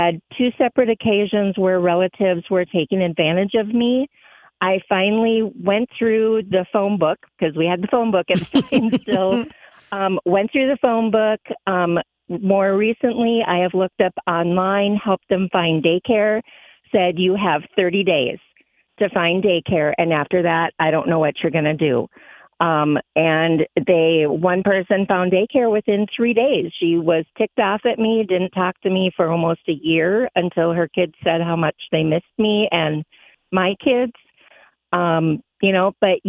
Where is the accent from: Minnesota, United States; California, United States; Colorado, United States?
Minnesota, United States; Minneapolis; also born or lived in Brooklyn Park, Minnesota; now in Elk River, United States; I live in Elk River now. I've been out here for about 22 years or so. But I grew up in North Minneapolis.